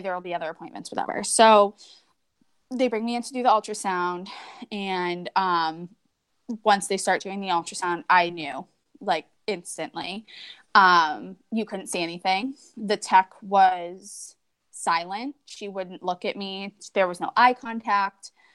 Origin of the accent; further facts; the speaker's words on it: New Hampshire, United States; moved away as an adult; we moved back to New Hampshire in 2015. We're both originally from here. Um, we lived in, we live right now in my hometown. So I was born and raised here.